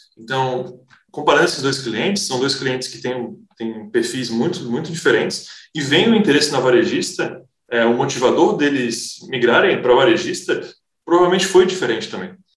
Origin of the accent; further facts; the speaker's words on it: Florianópolis, Santa Catarina, Brazil; also born or lived in Toulouse, France; eu sou natural de Florianópolis